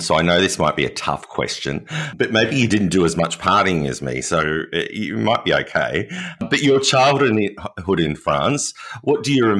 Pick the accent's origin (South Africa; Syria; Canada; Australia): Australia; accent: Australian; as an Australian, I had to drink all of the wine